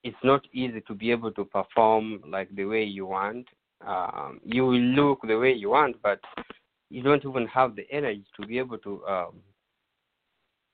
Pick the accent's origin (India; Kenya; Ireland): Kenya; moved away; Growing up in Kenya